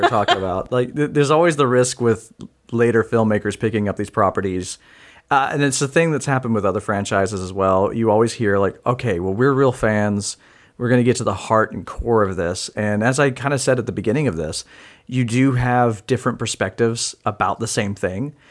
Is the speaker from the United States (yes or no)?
yes; United States; as an American